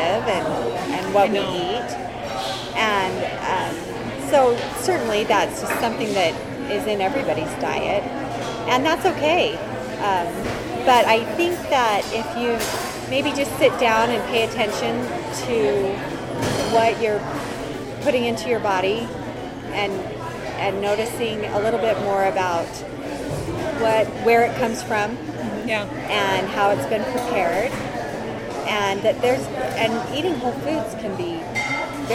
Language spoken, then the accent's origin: English; Salt Lake City, Utah, United States; I'm from Salt Lake City. From Salt Lake. Born and raised